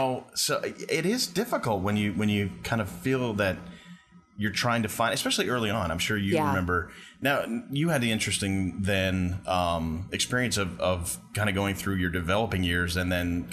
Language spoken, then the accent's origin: English; Long Island, New York, United States; I grew up on Long Island